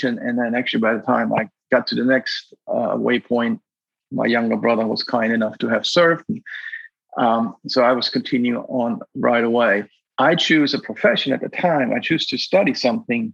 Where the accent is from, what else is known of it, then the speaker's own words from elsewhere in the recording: Black Forest, Baden-Württemberg, Germany; moved away as an adult; also born or lived in Virginia, United States; I grew up in a very loving family in the Black Forest